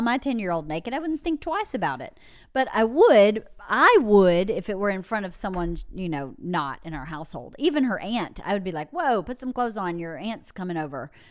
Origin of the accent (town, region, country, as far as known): Georgia, United States; born or raised there; moved away